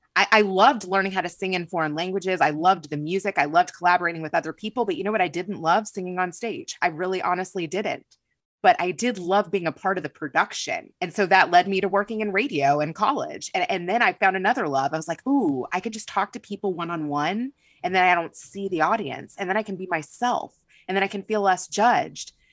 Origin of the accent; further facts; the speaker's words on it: Kentucky, United States; moved away; I grew up in Kentucky